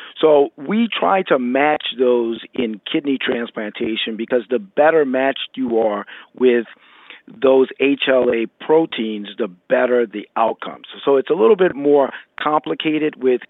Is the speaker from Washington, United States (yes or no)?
no; Louisiana, United States; I'm originally from Louisiana. I grew up in Louisiana